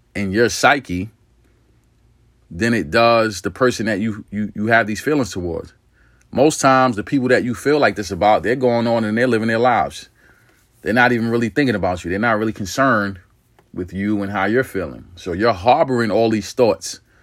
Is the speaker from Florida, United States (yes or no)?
no; New York City, New York, United States; I'm from New York City